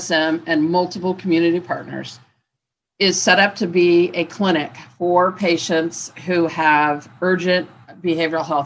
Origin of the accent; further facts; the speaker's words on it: Indiana, United States; moved away as an adult; I am originally from Indiana